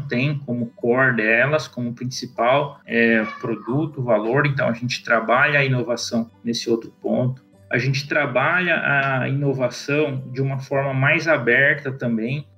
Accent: Mato Grosso, Brazil; also born or lived in Araçatuba, São Paulo / São Paulo; eu nasci lá em Aracatuba, mas cresci aqui no Mato Grosso, minha família veio para cá no começo dos anos 90

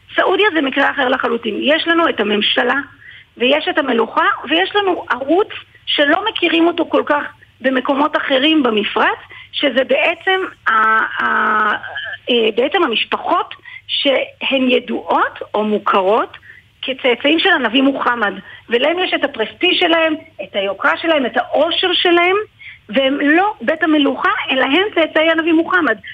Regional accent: Israel; אני נאמתי בכנס בריאד של הסקיוטי מידל איסט אה, כישראלית

